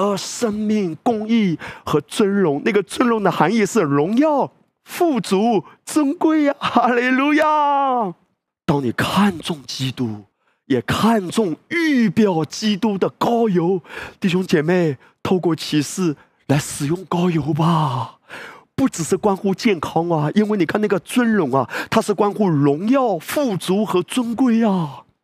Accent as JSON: {"language": "Chinese", "country": "China"}